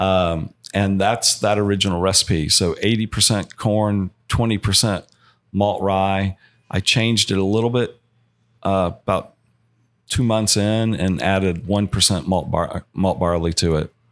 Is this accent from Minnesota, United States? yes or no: no; Georgia, United States; now in Colorado, United States; I am from Georgia, born and raised